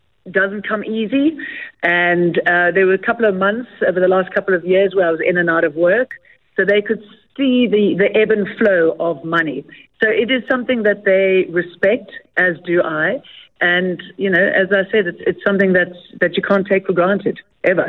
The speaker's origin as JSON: {"language": "English", "country": "South Africa", "tie": "born or raised there", "also_born_or_lived": "Doha, Qatar", "moved": "as an adult", "said": "we grew up on the Bol River. So it's lovely going back to where our family is from as well"}